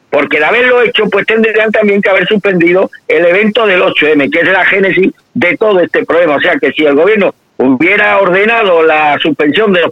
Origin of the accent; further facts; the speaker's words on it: Spain; nos engañan como chinos, no, no, nos engañan como españoles.